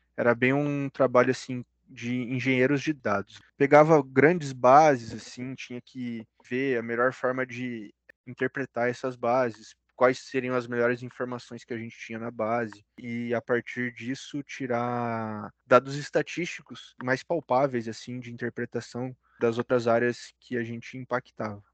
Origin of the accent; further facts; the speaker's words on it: Curitiba, Paraná, Brazil; also born or lived in Ponta Grossa; minha naturalidade é de Curitiba mesmo, sou da região aqui do Paraná.